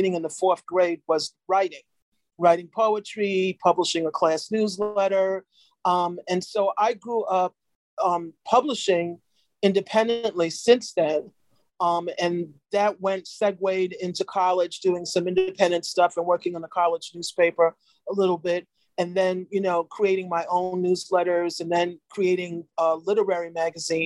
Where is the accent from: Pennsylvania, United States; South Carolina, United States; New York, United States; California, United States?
New York, United States; I'm from New York